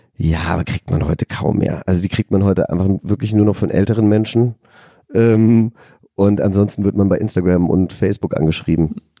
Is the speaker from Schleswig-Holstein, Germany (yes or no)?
no; Hesse, Germany; also born or lived in California; ich komme ja aus Hessen, aus einem, aus einem kleinen Dorf